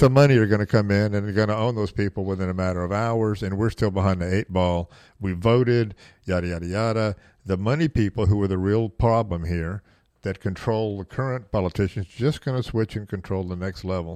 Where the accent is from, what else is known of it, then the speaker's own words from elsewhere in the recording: the South, United States; I was raised in the South